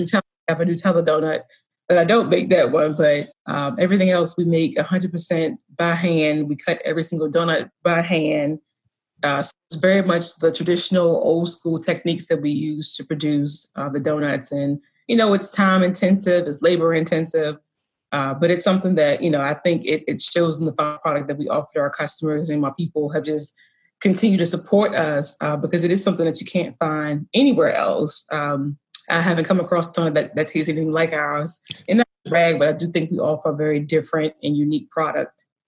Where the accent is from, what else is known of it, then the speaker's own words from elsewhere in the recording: the South, United States; now in Baltimore, United States; I grew up in the South